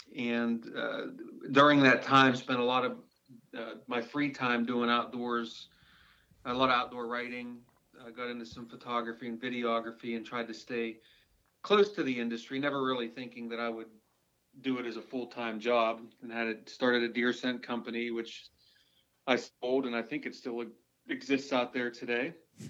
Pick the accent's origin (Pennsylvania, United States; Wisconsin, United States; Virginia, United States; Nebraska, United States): Pennsylvania, United States; Punxsutawney; born there; I was born right in the area where you guys are. I was born in Punxsutawney, Pennsylvania.